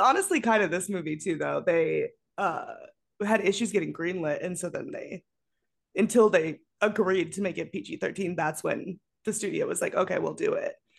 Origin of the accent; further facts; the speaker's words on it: Colorado, United States; I grew up in Colorado